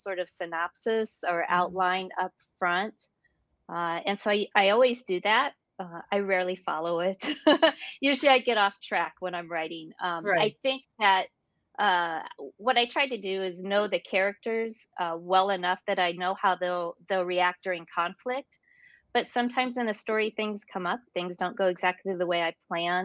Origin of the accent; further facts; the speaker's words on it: North Dakota, United States; now in Illinois, United States; I was raised in North Dakota, and North Dakota is quite rural.